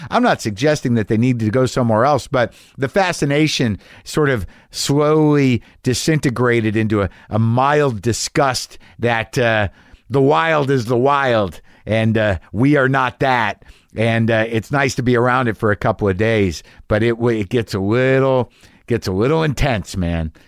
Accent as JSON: {"language": "English", "town": "Albuquerque", "region": "New Mexico", "country": "United States", "tie": "born or raised there", "moved": "yes", "said": "That's my hometown"}